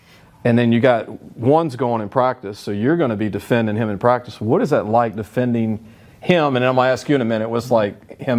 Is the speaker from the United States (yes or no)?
yes; Baton Rouge, Louisiana, United States; also born or lived in Natchitoches, Louisiana; I'm not from Natchitoches either. I'm from Baton Rouge, Louisiana